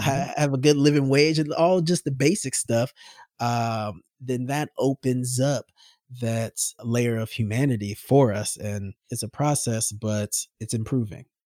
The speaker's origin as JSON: {"language": "English", "country": "United States", "tie": "born or raised there", "said": "I'm American, red-blooded, steak-eating."}